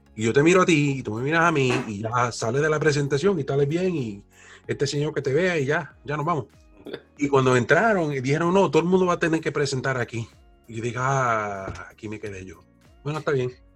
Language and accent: Spanish; New York City, New York, United States; also born or lived in Plattsburgh, New York / Florida; now in Syracuse, United States; yo nací en el Bronx, en uno de los condados de Nueva York